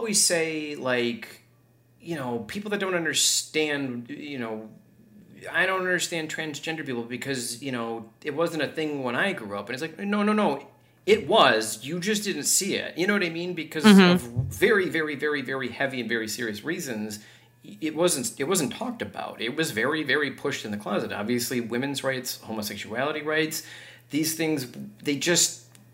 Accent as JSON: {"language": "English", "region": "Wisconsin", "country": "United States", "said": "that accent, I'm from Wisconsin"}